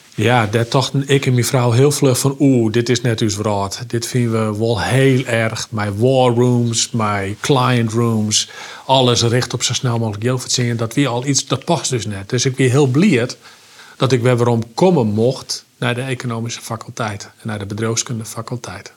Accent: Oentsjerk, Friesland, Netherlands; ben ik opgegroeid in Friesland. Ik ben opgegroeid in een ongelooflijk warm gezin

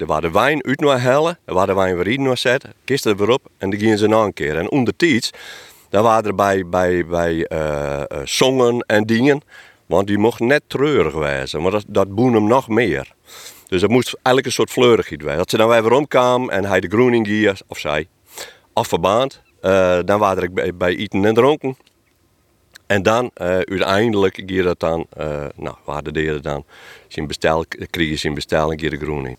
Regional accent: Friesland, Netherlands; ik als Bevelitser

